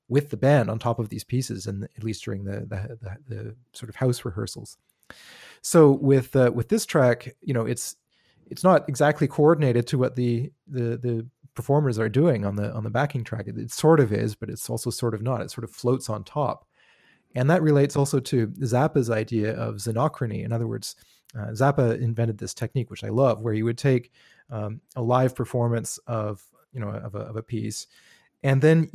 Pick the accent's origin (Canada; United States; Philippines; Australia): Canada; I grew up in Canada in the 80s and 90s.